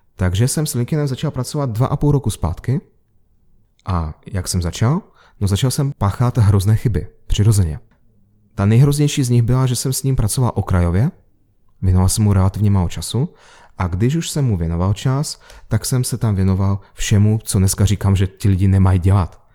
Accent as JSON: {"language": "Czech", "region": "Moscow", "country": "Russia", "tie": "born or raised there", "moved": "yes", "said": "A já jsem se narodil v Moskvě"}